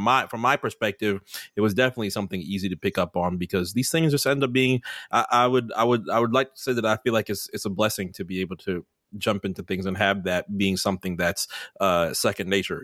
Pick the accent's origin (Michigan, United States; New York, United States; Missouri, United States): New York, United States; New York City; moved away; I was born in New York City